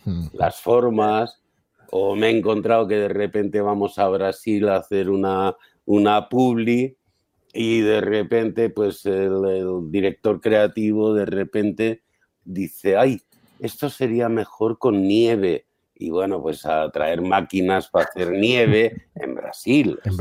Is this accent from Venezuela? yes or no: no; San Sebastián, Basque Country, Spain; moved away; also born or lived in Madrid; yo soy de San Sebastián